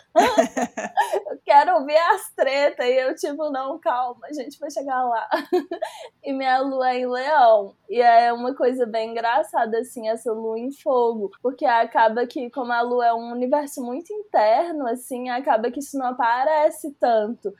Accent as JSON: {"language": "Portuguese", "town": "Belo Horizonte", "region": "Minas Gerais", "country": "Brazil", "said": "eu sou uma mulher cis bissexual de Belo Horizonte"}